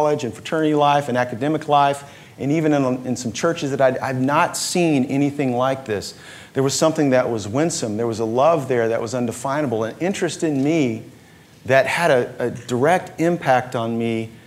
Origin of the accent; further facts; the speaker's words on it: United States; as an American kid